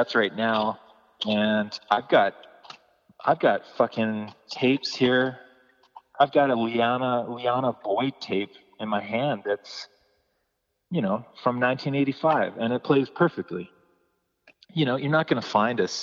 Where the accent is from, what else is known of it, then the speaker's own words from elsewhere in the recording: Calgary, Alberta, Canada; growing up in Calgary